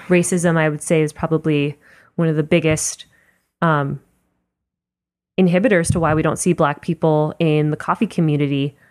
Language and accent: English; Miami, Florida, United States; moved away; when I go home to Miami, which is where I'm from